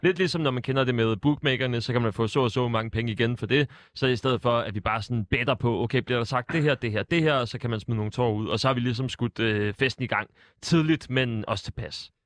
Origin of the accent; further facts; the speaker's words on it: Sorø, Zealand, Denmark; jeg er jo fra Sorø